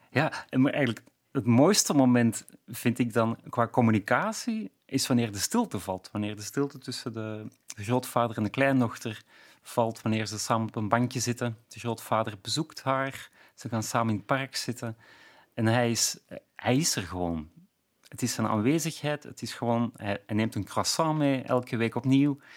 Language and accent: Dutch; Flanders, Belgium; ik ben inderdaad misschien al te ver afgeweken of, of uitgeweken als Vlaming om het nog heel precies te kunnen zien.